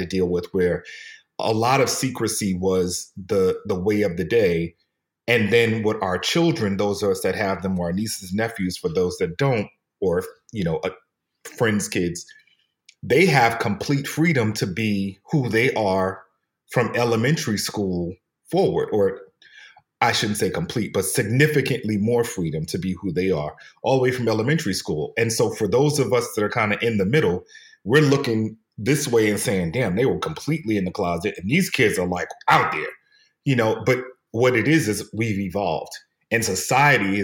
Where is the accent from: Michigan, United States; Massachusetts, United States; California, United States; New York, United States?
New York, United States; New York City; I'm from New York